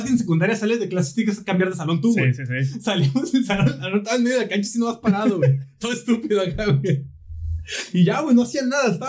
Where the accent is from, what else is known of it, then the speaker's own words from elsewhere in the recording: northern Mexico, Mexico; Ah, nosotros, estamos un chingo porque estamos pisteando, así que. Porque somos norteños.